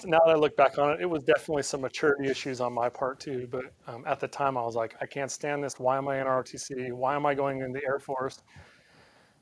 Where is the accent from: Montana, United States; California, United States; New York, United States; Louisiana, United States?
Montana, United States; moved away as an adult; now in North Carolina, United States; I grew up in Montana.